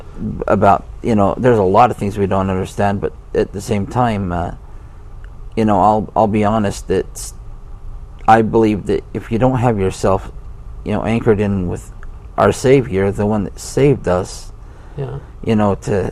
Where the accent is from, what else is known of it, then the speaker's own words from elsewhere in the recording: Provo, Utah, United States; growing up a lot of my younger life in Provo with my grandpa and grandma